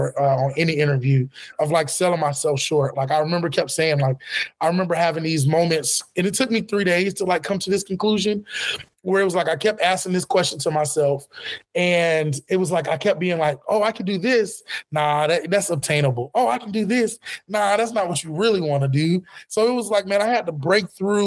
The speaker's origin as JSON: {"language": "English", "region": "Florida", "country": "United States", "said": "I'm from Florida originally"}